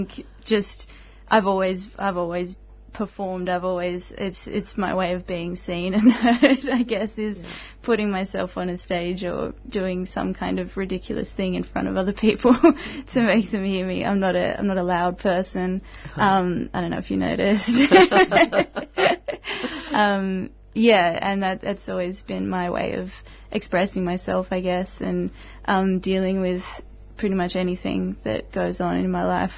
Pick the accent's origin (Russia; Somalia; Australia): Australia; Tasmania; now in Melbourne, Australia; I'm from Tasmania as well